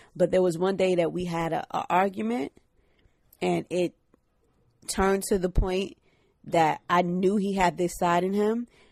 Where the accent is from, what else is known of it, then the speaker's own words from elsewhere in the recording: New York City, New York, United States; I'm from Brooklyn. Shout out Brooklyn. Shout out Reverb Projects. where, uh, Fab is from. It's literally up the street from where I grew up